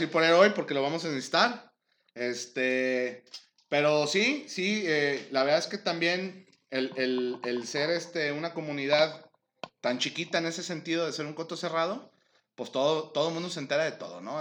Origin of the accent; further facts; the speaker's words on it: Guadalajara, Jalisco, Mexico; Yo, soy de Guadalajara, siempre he vivido aquí